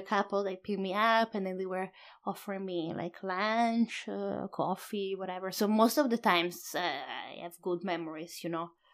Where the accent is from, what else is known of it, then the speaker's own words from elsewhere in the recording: Padua, Veneto, Italy; English is a second language; moved away as an adult; also born or lived in Sydney, Australia / Oslo, Norway / Auckland, New Zealand; it's my hometown